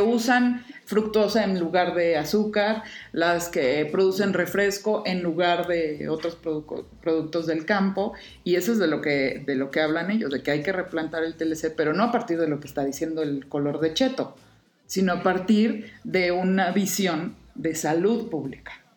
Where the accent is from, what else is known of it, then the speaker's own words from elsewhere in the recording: Mexico; nuestro México